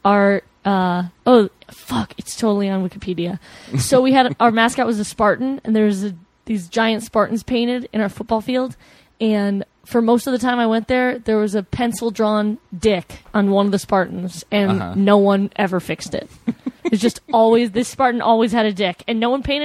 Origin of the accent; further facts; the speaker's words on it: Flowery Branch, Georgia, United States; I grew up in a small town called Flowery Branch